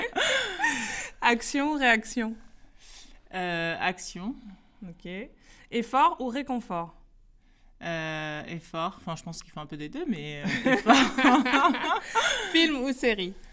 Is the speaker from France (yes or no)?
no; Guinea-Bissau; French is a second language; je suis originaire de Guinée-Bissau, donc Afrique de l'Ouest et d'Allemagne.